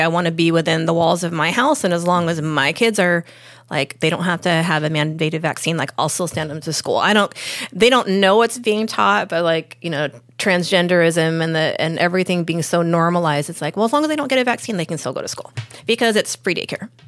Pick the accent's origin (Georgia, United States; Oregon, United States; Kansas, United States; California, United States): California, United States; Lakewood; now in San Diego, United States; I grew up in Lakewood